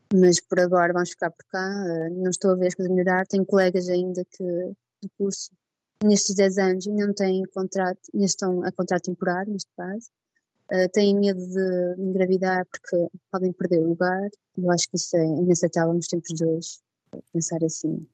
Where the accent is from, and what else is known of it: Portugal; moved away as an adult; now in Liège, Belgium